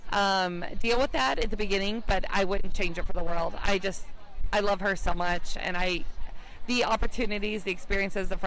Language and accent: English; Indiana, United States; I'm from Indiana.